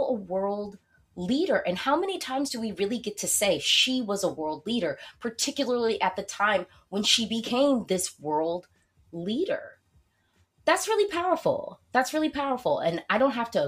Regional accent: United States; I am American

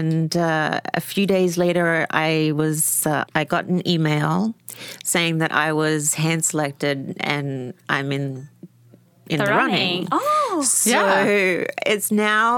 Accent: Australia; I'm Australian.

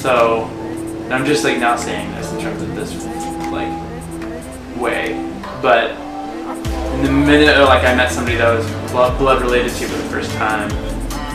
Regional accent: Seattle, Washington, United States; I'm from Seattle, Washington

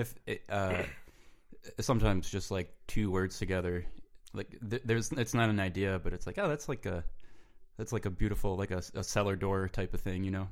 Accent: Rochester, New York, United States; moved away as an adult; also born or lived in Buffalo, New York; I grew up in, uh, Rochester, New York

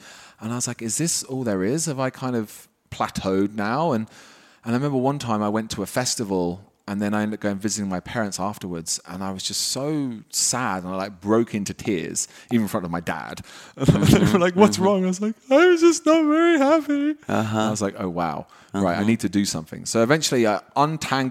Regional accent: United Kingdom; also born or lived in Wales / London; I grew up just outside London.

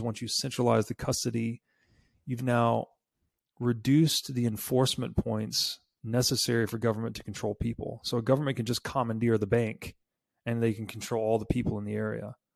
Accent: Tennessee, United States; moved away; I grew up in Tennessee.

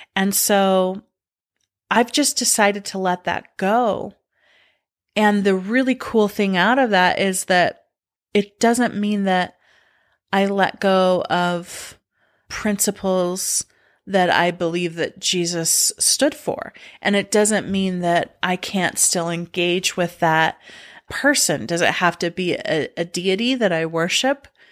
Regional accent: United States; mine were being a girl, a being a Mormon, and being an American.

